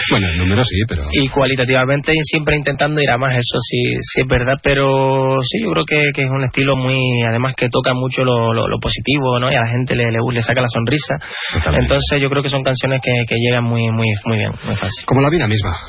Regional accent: Canary Islands, Spain; nos sentimos muy afortunados de, vivir y de proceder de las afortunadas precisamente y valoramos mucho ser, ser canarios.

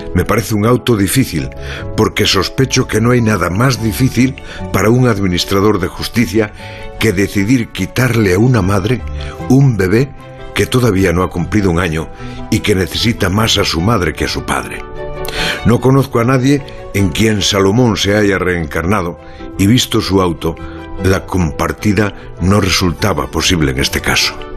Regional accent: Galicia, Spain; yo Sí nací en la Galicia profunda, pero era una Galicia de hace muchos años, que hoy ya no existe

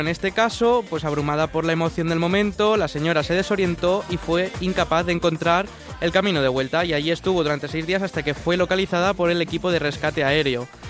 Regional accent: Valencia, Valencian Community, Spain; yo soy de Valencia

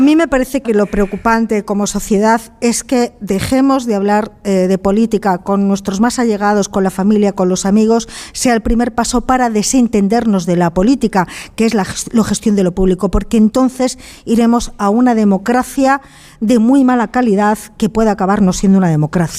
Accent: León, Castile and León, Spain; Yo soy de León

